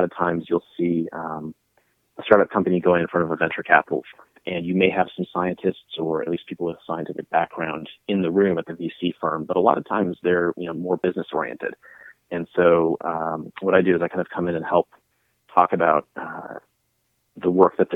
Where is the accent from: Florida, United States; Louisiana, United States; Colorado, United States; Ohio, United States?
Colorado, United States; now in Nashville, United States; I'm from Colorado